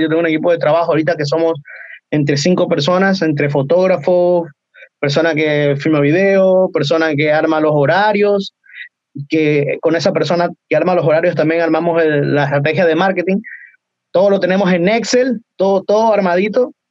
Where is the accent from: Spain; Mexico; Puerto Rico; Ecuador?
Ecuador; moved away as an adult; now in Chile; yo soy de Ecuador